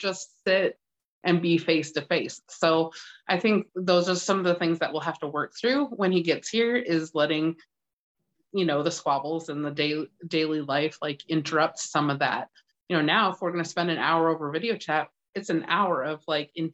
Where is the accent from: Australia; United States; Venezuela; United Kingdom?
United States; West Coast; also born or lived in Washington State; now in Iowa, United States; I grew up on the West Coast.